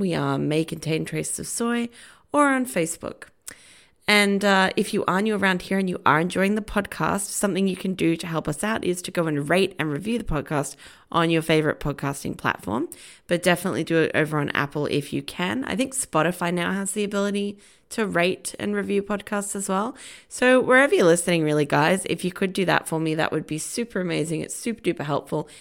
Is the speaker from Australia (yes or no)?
yes; Australia; I am Australian